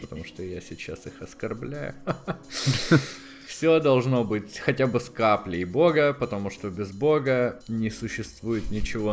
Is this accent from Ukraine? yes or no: yes; Donetsk Oblast, Ukraine; moved away; Мы просто из Донецкой области